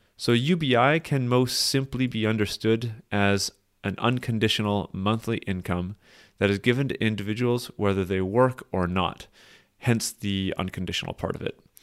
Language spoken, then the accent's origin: English; Canada; as a Canadian myself